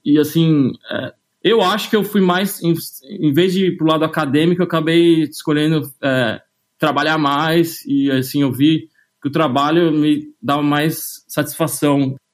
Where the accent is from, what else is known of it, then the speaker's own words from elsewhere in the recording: São Paulo, Brazil; moved away as an adult; also born or lived in London; eu sou de São Paulo, nasci é, na Zona Leste, na Vila Prudente, perto da Moca